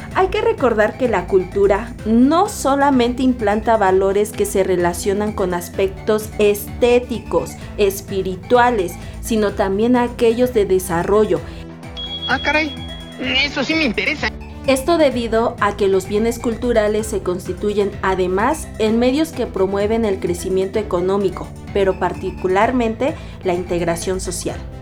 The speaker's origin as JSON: {"language": "Spanish", "country": "Mexico", "said": "los valores que nos dan identidad como mexicanos"}